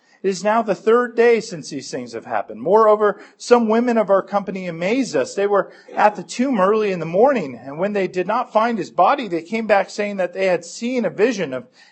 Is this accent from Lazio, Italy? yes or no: yes; Rome, Lazio, Italy; when I was growing up in Rome as an unbeliever